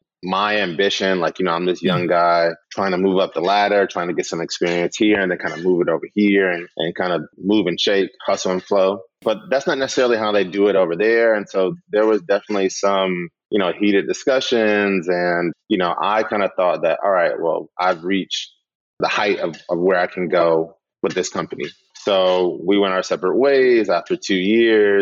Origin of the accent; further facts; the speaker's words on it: United States; we're American